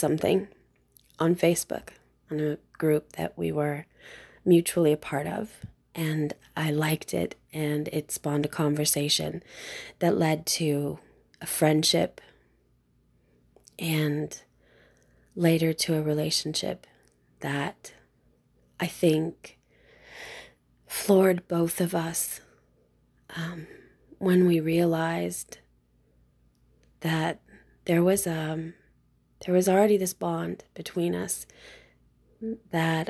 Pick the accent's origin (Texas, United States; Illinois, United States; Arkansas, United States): Illinois, United States; Carbondale; I'm from Carbondale, Illinois, in the United States